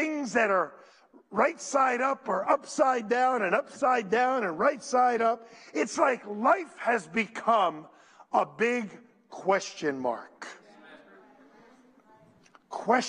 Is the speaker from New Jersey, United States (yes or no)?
yes; Paterson, New Jersey, United States; I was brought up in Patterson, and Patterson was beautiful at one time